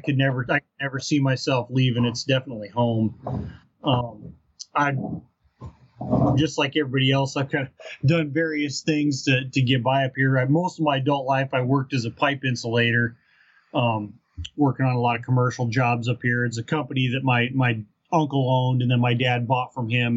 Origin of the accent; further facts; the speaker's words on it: Southern Colorado, United States; now in Fairbanks, United States; I was born in Southern Colorado and grew up down there